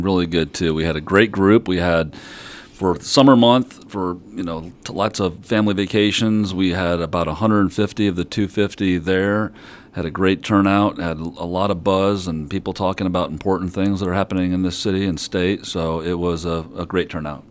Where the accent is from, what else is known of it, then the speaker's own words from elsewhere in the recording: Mishawaka, Indiana, United States; I grew up in Mishawaka, South Bend area